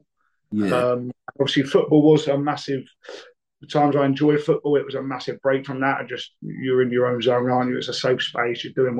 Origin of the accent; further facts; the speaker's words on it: Brighton, South East England, United Kingdom; I grew up in Brighton, which is obviously a city which is unbelievable as a place